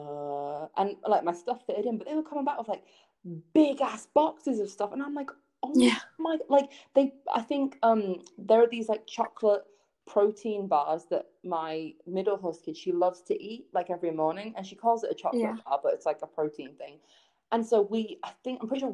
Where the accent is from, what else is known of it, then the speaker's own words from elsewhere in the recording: England, United Kingdom; moved away as an adult; now in United States; I wasn't in England that long ago